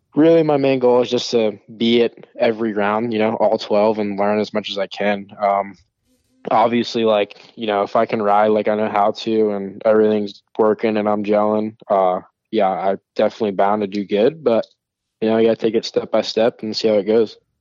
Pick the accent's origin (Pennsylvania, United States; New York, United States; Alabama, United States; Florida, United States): New York, United States; I'm from New York. Like, we're Italian